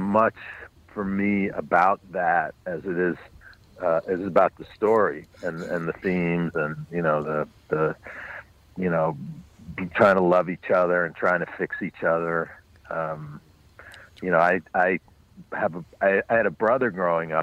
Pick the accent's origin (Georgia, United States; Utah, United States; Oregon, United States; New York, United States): New York, United States; New York City; born or raised there